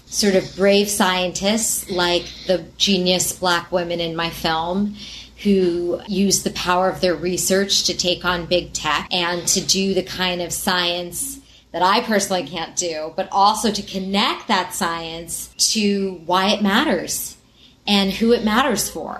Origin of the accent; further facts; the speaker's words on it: New York City, New York, United States; I'm a New Yorker